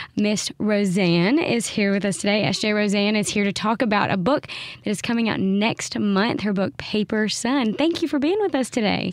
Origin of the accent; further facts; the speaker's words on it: the South, United States; as a Southerner